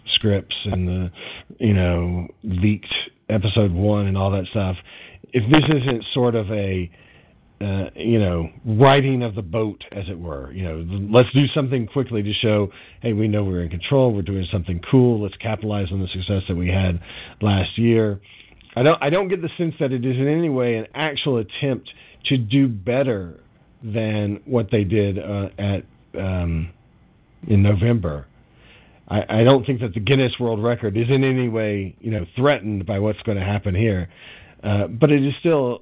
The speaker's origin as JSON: {"language": "English", "country": "United States", "said": "as an American"}